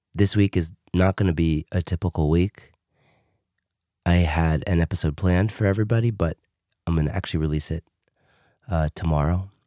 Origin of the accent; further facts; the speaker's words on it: New York City, New York, United States; moved away as an adult; also born or lived in Queens, New York; now in Israel; I live in Israel, but I did grow up in America. I grew up in Brooklyn, New York